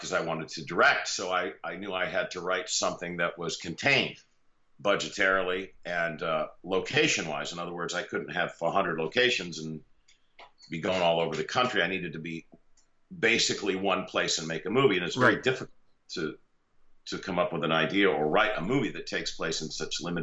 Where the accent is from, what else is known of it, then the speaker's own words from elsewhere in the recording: Los Angeles, California, United States; moved away as an adult; also born or lived in Pennsylvania coal region; now in Florida, United States; I grew up in the San Fernando Valley, the northeastern San Fernando Valley in Southern California